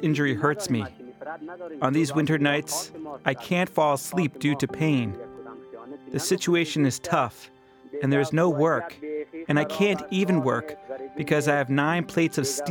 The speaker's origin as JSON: {"language": "English", "country": "Afghanistan", "said": "I'm from Afghanistan."}